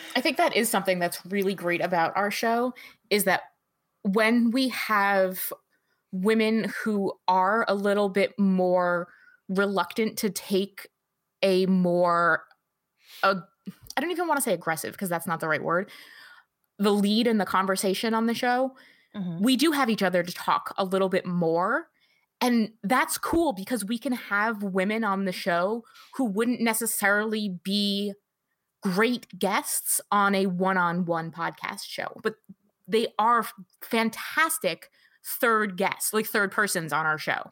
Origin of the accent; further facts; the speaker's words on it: New Jersey, United States; now in Michigan, United States; I grew up in North Jersey. So I'm a New York City girl, just like Amanda